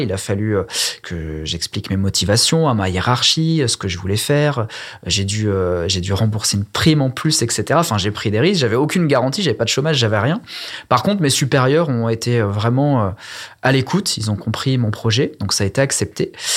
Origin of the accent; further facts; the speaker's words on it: Ardèche, Auvergne-Rhône-Alpes, France; moved away as an adult; also born or lived in Versailles; revenir en Ardèche, au soleil, euh, zone avec un pouvoir d'achat euh, hyper intéressant, des clients agréables et pas pressés. voilà, enfin, je, je, revenais dans ma région d'origine